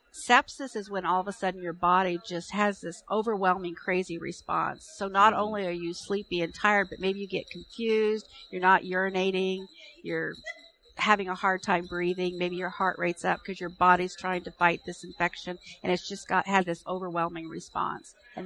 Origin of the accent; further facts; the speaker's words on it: Ethiopia; I'd love to go back to where I grew up in Ethiopia and help improve the health and well-being of populations.